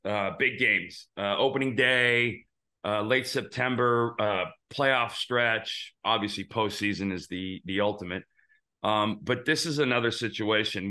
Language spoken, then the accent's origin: English; Arizona, United States; now in Tennessee, United States; I grew up in Arizona